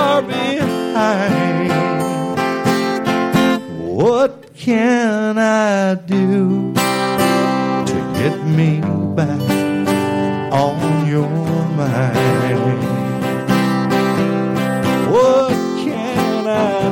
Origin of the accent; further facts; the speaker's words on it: Clearwater, Florida, United States; also born or lived in Nashville, Tennessee; now in Tampa Bay, United States; I was actually raised in Clearwater. I grew up around the Tampa Bay area, but when I was 22, I moved off to Nashville and I lived up there for 20 years